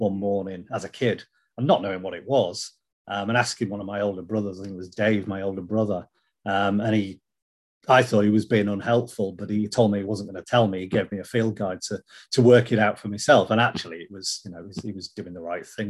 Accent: Hull, Yorkshire and the Humber, United Kingdom; I was born and brought up in Hull, you know, the flatlands of East Yorkshire.

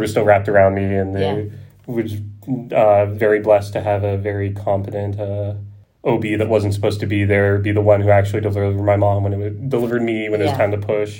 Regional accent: outside of Philadelphia, Pennsylvania, United States; moved away; I grew up outside of Philadelphia

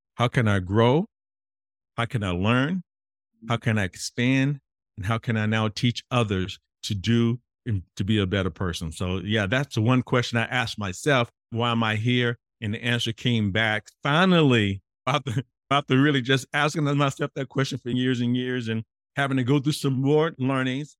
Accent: Mississippi, United States; me growing up in Mississippi as an African-American man

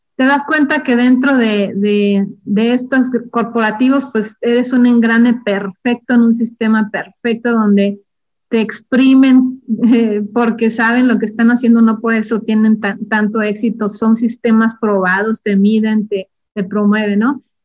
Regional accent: Durango, Mexico; moved away as an adult; also born or lived in Ciudad Juárez; yo soy originaria de Durango

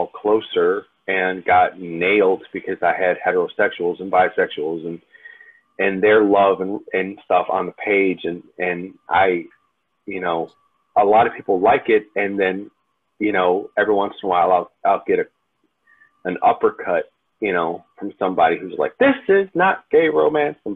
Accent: Detroit, Michigan, United States; growing up in Detroit

